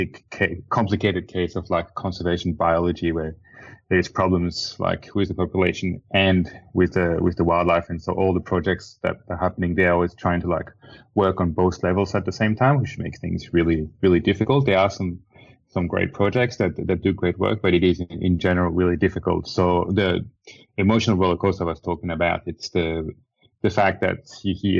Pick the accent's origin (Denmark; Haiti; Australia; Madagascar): Madagascar; I grew up in Madagascar. I was born in Madagascar